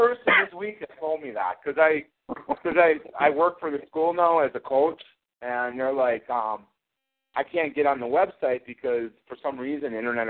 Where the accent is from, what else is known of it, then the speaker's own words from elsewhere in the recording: Ireland; I'm stubborn. I'm Irish. I don't listen to people.